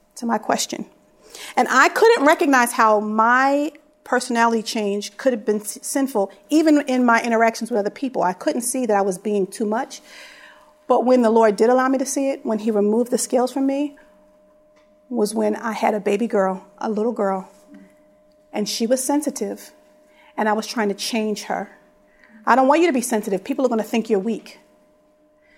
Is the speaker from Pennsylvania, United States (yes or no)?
yes; Philadelphia, Pennsylvania, United States; I was raised in Philly